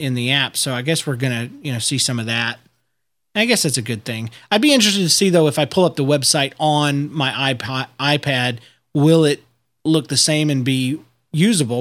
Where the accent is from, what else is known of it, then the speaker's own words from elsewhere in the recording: United States; I'm American